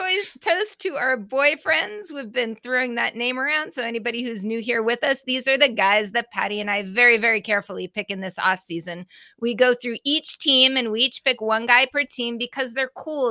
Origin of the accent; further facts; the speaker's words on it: Massachusetts, United States; I'm from Massachusetts